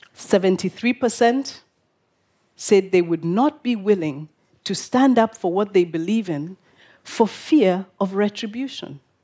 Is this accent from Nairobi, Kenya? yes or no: yes; Nairobi, Kenya; This is my hometown of Nairobi